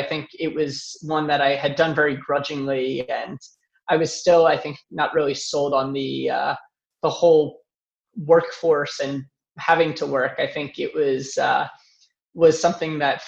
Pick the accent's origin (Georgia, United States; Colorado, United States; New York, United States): New York, United States; also born or lived in Pittsburgh; I moved from Pittsburgh back to New York, where I'm from